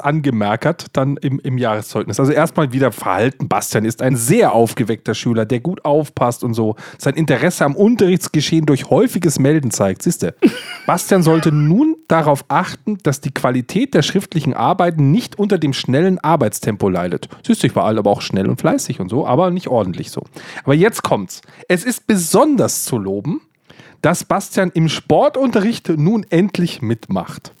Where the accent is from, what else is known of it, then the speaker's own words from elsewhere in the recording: Bavaria, Germany; ich bin evangelisch und in Bayern aufgewachsen